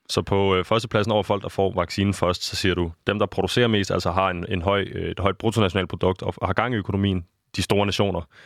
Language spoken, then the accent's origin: Danish; Denmark; nu er jeg jo dansker